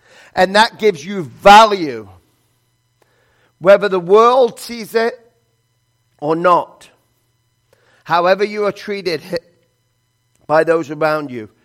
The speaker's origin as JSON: {"language": "English", "region": "England", "country": "United Kingdom", "tie": "born or raised there", "moved": "yes", "said": "I was born in England"}